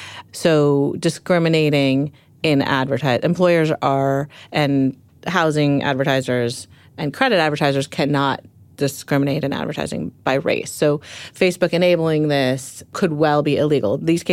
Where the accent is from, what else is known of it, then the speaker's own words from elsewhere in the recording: Palo Alto, California, United States; Yeah, I grew up in Palo Alto, and Steve Jobs was, you know, a neighbor